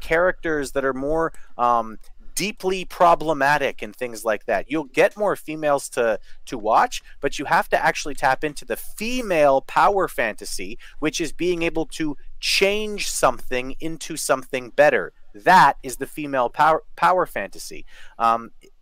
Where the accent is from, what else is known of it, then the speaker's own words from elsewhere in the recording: Canada; I'm from Canada